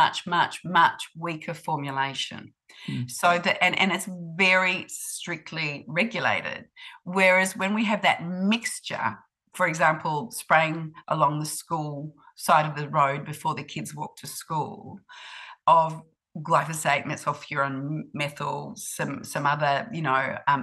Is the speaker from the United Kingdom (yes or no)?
no; Australia; moved away as an adult; now in New Zealand; I grew up in Australia